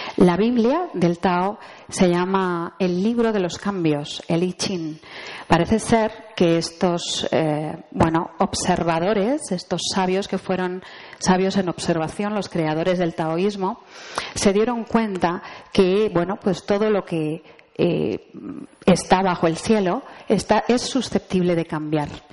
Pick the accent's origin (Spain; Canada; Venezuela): Spain